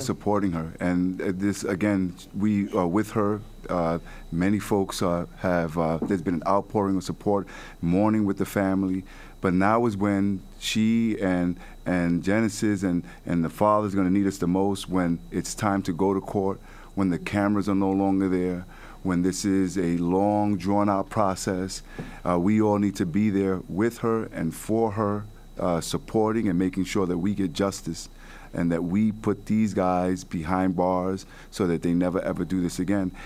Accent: New York City, New York, United States; I grew up in the Bronx. You know, I was born and raised in Soundview and Watson Avenue, late 80s, early 90s.

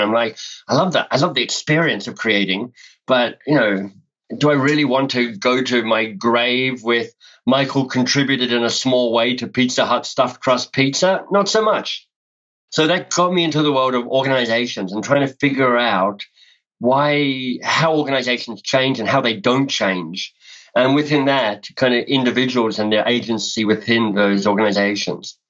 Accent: Canberra, Australian Capital Territory, Australia; moved away as an adult; also born or lived in Melbourne, Australia; now in Canada; So I grew up in Australia, grew up in Canberra, went to high school in Canberra

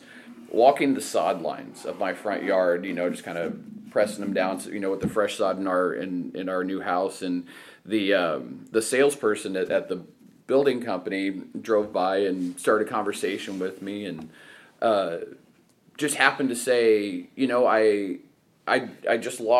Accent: Evansville, Indiana, United States; moved away as an adult; also born or lived in Muncie, Indiana / Cleveland, Ohio / Fishers, Indiana; Grew up in Southern Indiana, okay. in Evansville. Born and raised in Evansville

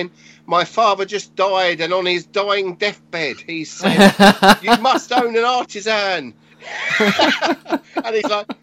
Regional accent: Tonbridge, South East England, United Kingdom; I grew up around Tunbridge, which is in southeast of England, Kent.

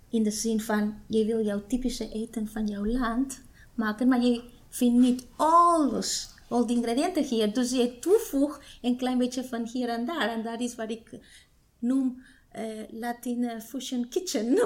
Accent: Guatemala; Dutch is a second language; moved away as an adult; now in Almere, Netherlands; Ik kom uit Guatemala. En eh, ik woon in Almere 15 jaar. En ik ben er blij in deze stad. En ik ben een moeder en een vrouw.

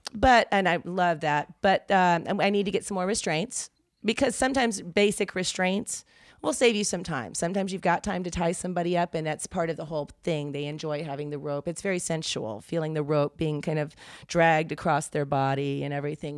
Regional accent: the South, United States; growing up in the South

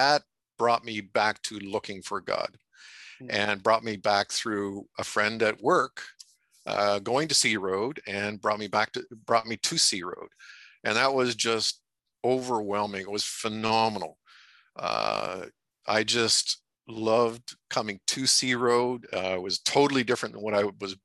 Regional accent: Athens, Ontario, Canada; also born or lived in Brockville; I was born in Brockville. Most of my growing up was around or in Athens.

